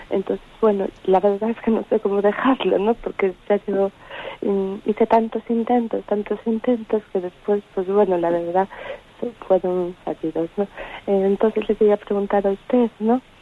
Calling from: A Coruña, Galicia, Spain; de La Coruña.

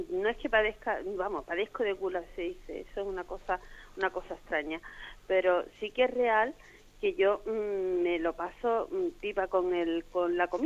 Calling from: Madrid, Community of Madrid, Spain; aquí de Madrid.

